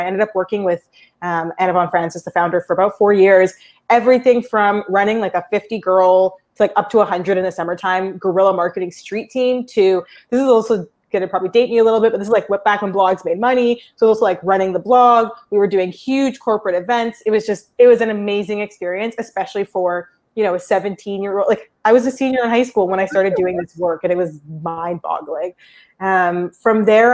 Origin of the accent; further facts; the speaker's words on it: Toronto, Ontario, Canada; I'm originally from Toronto, Canada